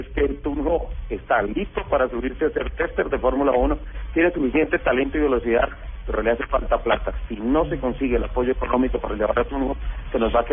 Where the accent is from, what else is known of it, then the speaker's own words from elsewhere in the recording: Colombia; Yo soy colombiano